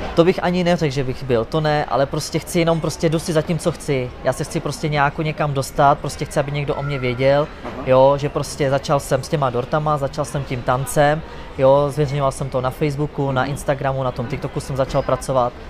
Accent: Czechia; což z Česka

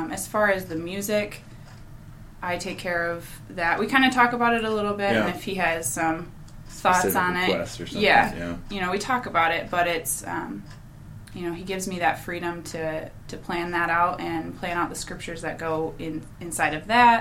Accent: Hudsonville, Michigan, United States; I grew up in the Hudsonville area, so I'm familiar with Holland, Grand Rapids, all that area

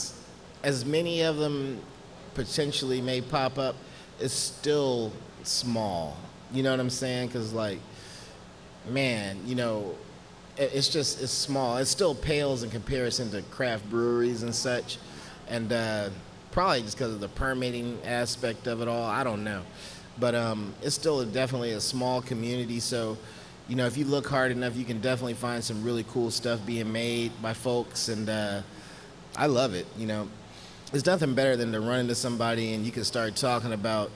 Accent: Houston, Texas, United States; born and raised

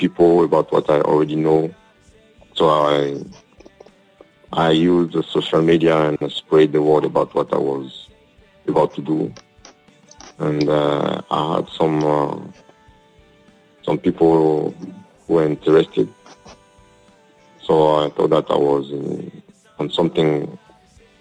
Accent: Côte d’Ivoire; also born or lived in Europe; now in Côte d'Ivoire; I'm from Cote d'Ivoire

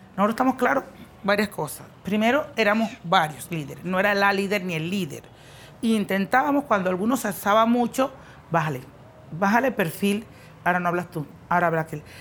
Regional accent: María la Baja, Bolívar, Colombia; also born or lived in Mampuján; tengo 49 años, soy de María la Baja Bolívar.

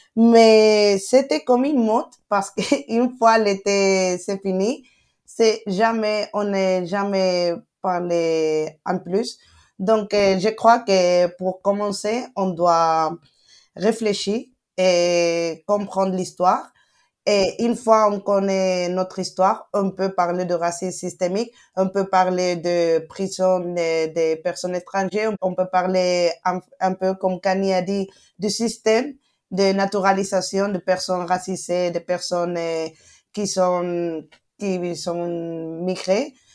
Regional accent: Spain; French is a second language; je suis né et grandi ici, mais mes parents sont marocains

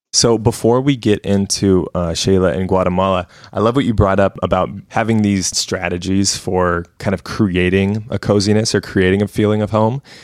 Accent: West Coast, United States; being in the US and just growing up on the West Coast

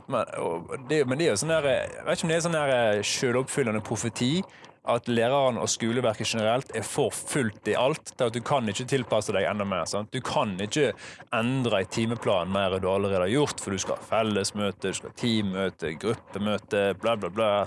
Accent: Norway; Jeg er norsk, og så har jeg engelsk som fag to.

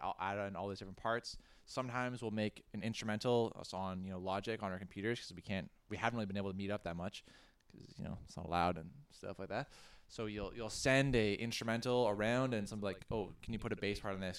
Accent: Ottawa, Ontario, Canada; moved away; I'm also originally from Ottawa, and we played in bands. Um, yeah, back in Ottawa

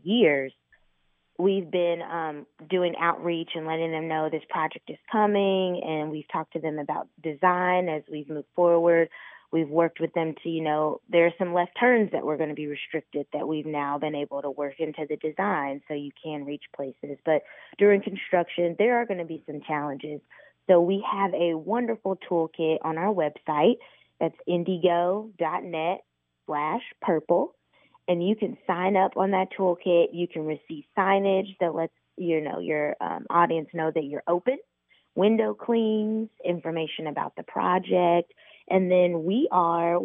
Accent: Indianapolis, Indiana, United States; I grew up in Indy. I've been here pretty much my entire life except for college.

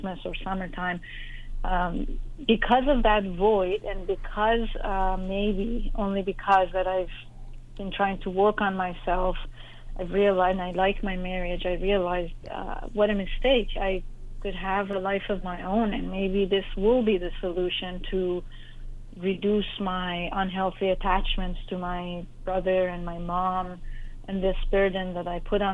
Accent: Iran; moved away as an adult; growing up in Iran during the war

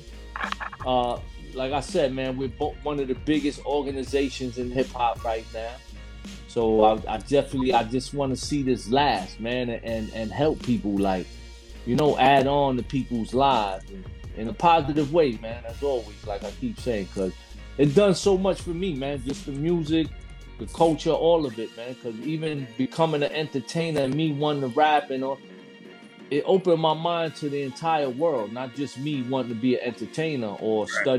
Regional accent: Miami, Florida, United States; I came from Florida as well, man. I came from Miami too.

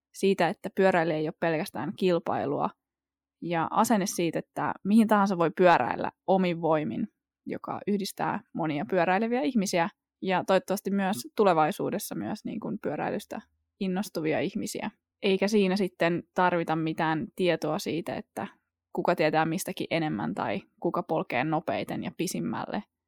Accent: Porvoo, Uusimaa, Finland; Mä oon itse kotoisin Porvoosta ja mä oon asunut siellä yli 20 vuotta

